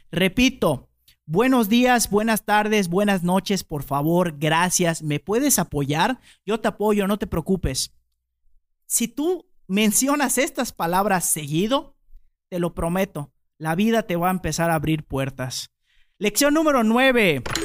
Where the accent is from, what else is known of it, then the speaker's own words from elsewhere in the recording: Yucatán, Mexico; nosotros los yucatecos a veces dormimos en hamaca